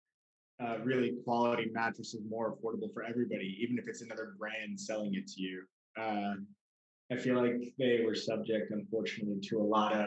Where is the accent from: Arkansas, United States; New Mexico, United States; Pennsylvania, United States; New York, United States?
New York, United States; also born or lived in Spain; From New York